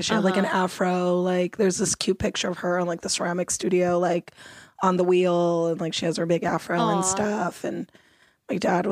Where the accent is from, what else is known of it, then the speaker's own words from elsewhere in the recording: Los Angeles, California, United States; I grew up in Los Angeles, California. Okay. So I grew up here in LA, I grew up in Mount Washington and Eagle Rock